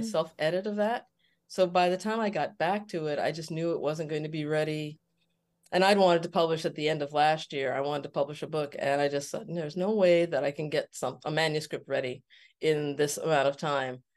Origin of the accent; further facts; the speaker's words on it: New York City, New York, United States; I was born in New York City mm-hmm. and uh, Queens